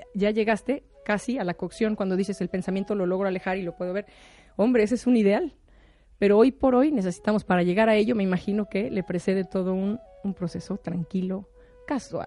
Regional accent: Mexico; soy mexicana

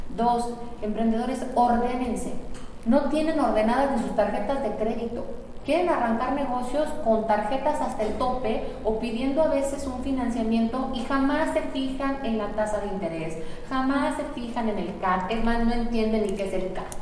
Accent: Michoacán, Mexico; Somos michoacanos, somos el número uno en la producción de aguacate en México

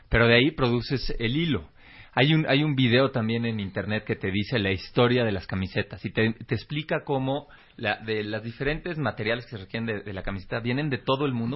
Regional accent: Mexico

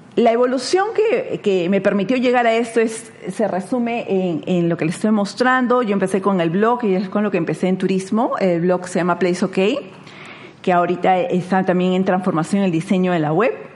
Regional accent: Lima, Peru; nací en Lima, soy limeña

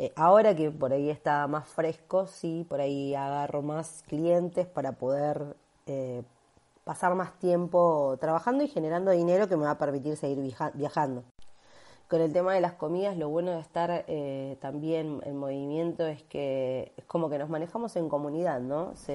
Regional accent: Buenos Aires, Argentina; soy de Buenos Aires, Argentina

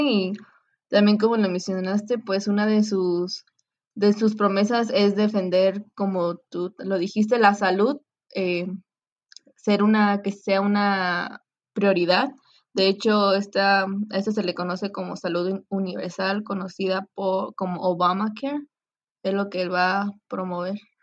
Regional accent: Mexico; como nosotros como mexicanos, porque ya que somos eh, vecinos pues con Estados Unidos

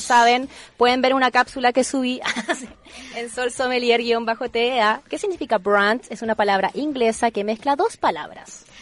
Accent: Chile; yo soy chilena

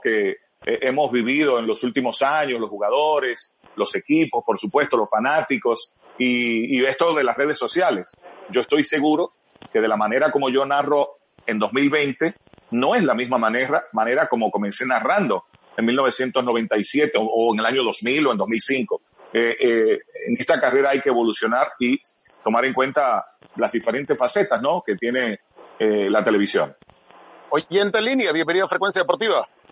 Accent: Santiago de los Caballeros, Santiago, Dominican Republic; yo soy de Santiago, cibaeño, eh, aguilucho desde chiquitico

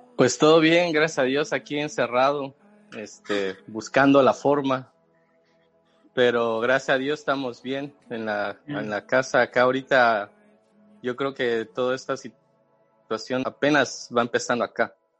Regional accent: Mexico City, Mexico; moved away as an adult; now in Chicago, United States; mexicano, chilango. Para los que no saben qué es chilango, son los que vivimos en la Ciudad de México.

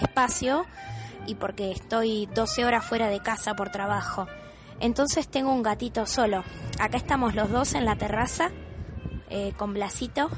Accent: Mercedes, Buenos Aires Province, Argentina; also born or lived in Palermo, Buenos Aires; now in Buenos Aires, Argentina; Yo me crié en Mercedes, en una casa con patio bastante grande.

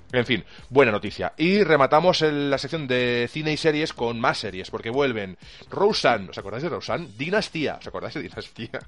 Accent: Albacete, Castilla-La Mancha, Spain; los que somos del Albacete

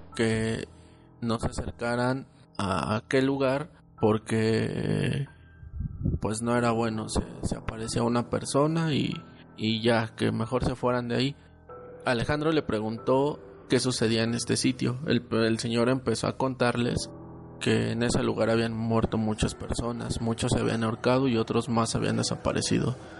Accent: Guanajuato, Mexico; En el pueblo de mi papá, nosotros somos de Guanajuato

